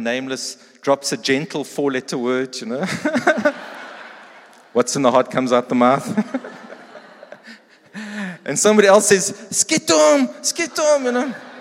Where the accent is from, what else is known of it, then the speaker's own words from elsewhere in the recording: East Rand, Gauteng, South Africa; I grew up on the East Rand.